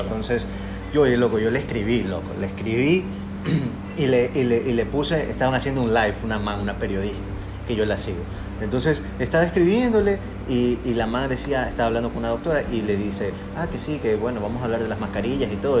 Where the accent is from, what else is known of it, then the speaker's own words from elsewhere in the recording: Ecuador; a nosotros como ecuatorianos